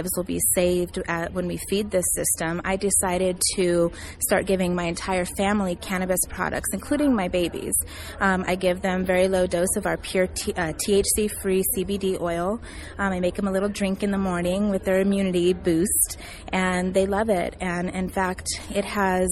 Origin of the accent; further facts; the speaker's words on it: Denver, Colorado, United States; I'm from Denver, Colorado. I'm a native.